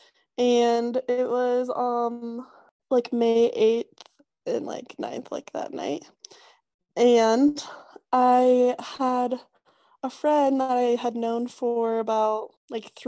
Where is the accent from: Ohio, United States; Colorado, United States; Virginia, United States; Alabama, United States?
Colorado, United States; moved away as an adult; now in Utah, United States; I'm from Colorado.